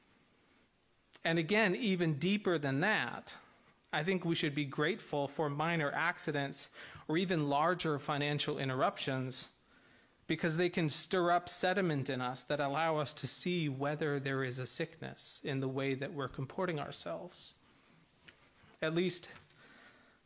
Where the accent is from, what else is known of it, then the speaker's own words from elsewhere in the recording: Midwest, United States; I'm from the Midwest